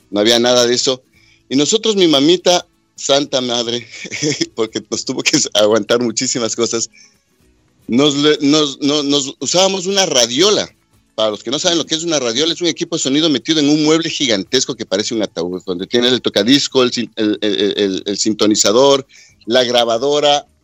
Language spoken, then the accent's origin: Spanish; Quito, Pichincha, Ecuador; Bueno, Ricky, este, yo soy de Quito, eh, nací en 1962. Somos, somos, gracias a Dios, todavía somos siete hermanos